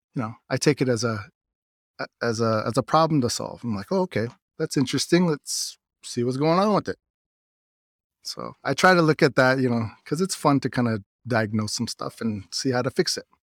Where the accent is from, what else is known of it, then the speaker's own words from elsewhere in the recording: United States; also born or lived in Pinon, Arizona; my dad's side, they're out from Lucuchagay